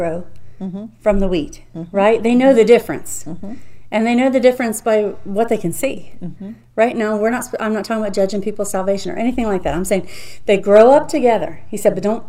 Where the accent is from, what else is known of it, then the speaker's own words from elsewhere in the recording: United States; I'm an American citizen, so proud to be that, so honored to mm-hmm. be born here.